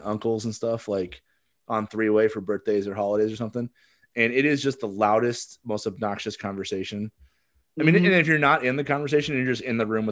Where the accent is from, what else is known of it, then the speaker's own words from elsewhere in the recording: La Vista, Nebraska, United States; I'm from La Vista, Nebraska, and like a town of less than 8,000-7,000 people